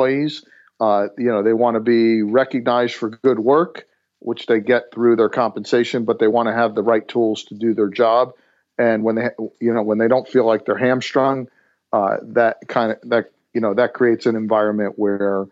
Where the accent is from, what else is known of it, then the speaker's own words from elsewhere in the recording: New Jersey, United States; moved away as an adult; now in Atlanta, United States; born and raised in New Jersey, moved down to Atlanta 13 years ago